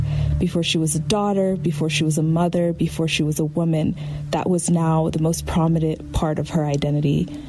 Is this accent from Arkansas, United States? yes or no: no; Southwest Michigan, United States; I'm Black. I'm from Southwest Michigan.